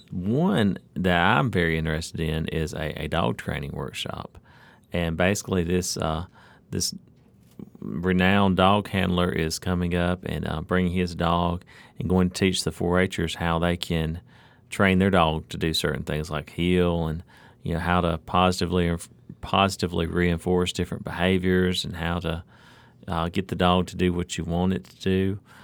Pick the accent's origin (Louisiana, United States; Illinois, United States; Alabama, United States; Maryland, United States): Alabama, United States; born or raised there; now in Mississippi, United States